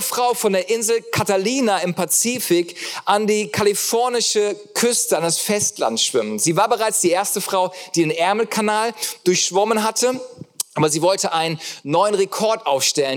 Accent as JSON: {"language": "German", "country": "Germany", "said": "ich liebe das als Deutscher"}